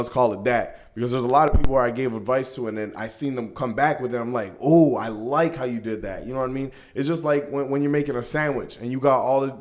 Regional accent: Brampton, Ontario, Canada; being out here and like growing up in Brampton

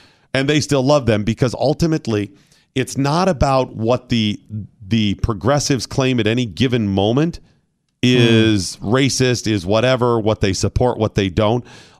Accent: Ohio, United States; born there; because I was born in Ohio.

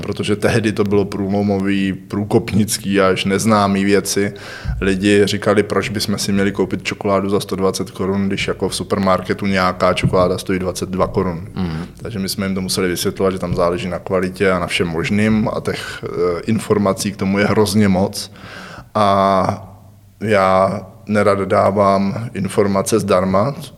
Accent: Hradec Králové, Hradec Králové Region, Czechia; also born or lived in Prague / Brno; jsem rodilý Hradečák

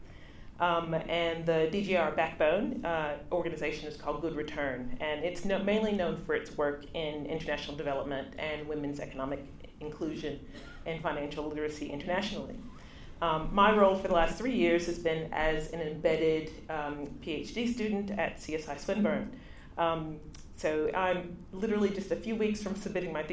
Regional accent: United States; moved away as an adult; now in Canberra, Australia; I am African-American.

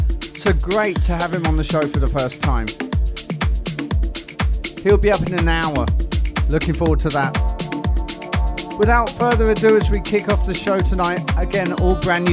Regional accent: Portsmouth, South East England, United Kingdom; My hometown of Portsmouth, actually.

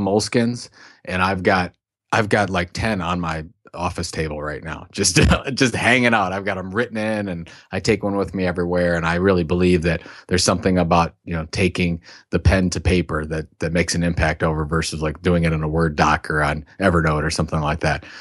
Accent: Sandusky, Ohio, United States; I'm from Sandusky, Ohio, which is, uh, known for two things.

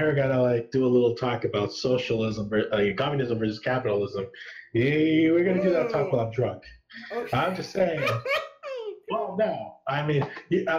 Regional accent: United States; being an American, like, you know, being a pampered American

